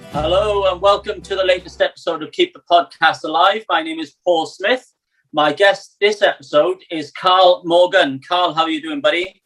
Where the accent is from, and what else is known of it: Wales, United Kingdom